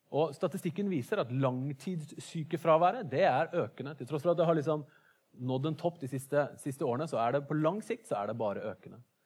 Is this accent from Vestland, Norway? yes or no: yes; Bergen, Vestland, Norway; som oss bergensere